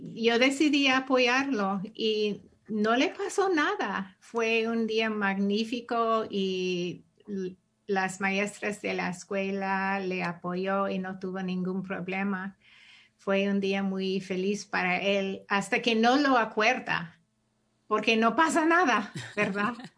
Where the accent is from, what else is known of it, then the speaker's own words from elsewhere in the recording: San Francisco Bay Area, California, United States; also born or lived in Chicago; Yo nací aquí, ah, en Chicago, pero crecí en el área de la Bahía Ah, y la mayor parte de mi, vida he estado aquí